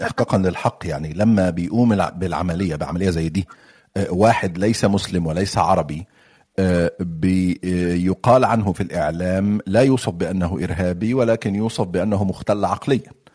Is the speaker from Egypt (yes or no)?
yes; Egypt; now in United Kingdom; انا مصري وريفوجي في بريطانيا فانا يعني بتكلم من منطلق اللي جاي من مصر